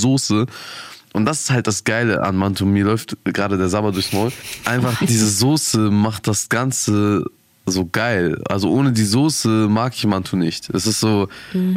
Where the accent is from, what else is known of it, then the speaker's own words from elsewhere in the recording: Germany; ich bin full deutsch natürlich